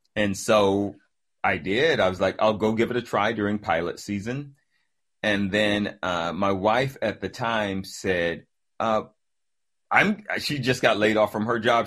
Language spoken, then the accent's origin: English; the South, United States; I'm from the South, like, really from the South